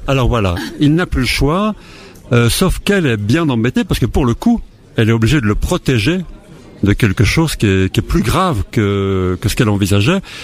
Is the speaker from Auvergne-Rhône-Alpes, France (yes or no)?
yes; Haute-Savoie, Auvergne-Rhône-Alpes, France; je suis né en Haute-Savoie